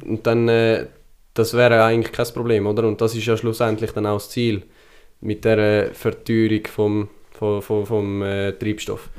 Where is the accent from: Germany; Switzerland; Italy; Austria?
Switzerland; Selber sind wir Schweizer